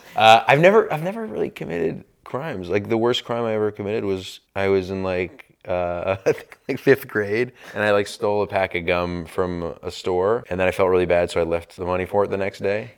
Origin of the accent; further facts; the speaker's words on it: New York, United States; growing up in New York on the East Coast